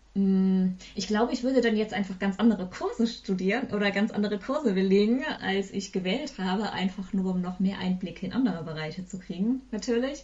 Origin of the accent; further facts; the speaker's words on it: Eifel, Germany; moved away as an adult; also born or lived in Bonn / Bayreuth / Cologne; now in Hamburg, Germany; Ich komme ursprünglich aus der Eifel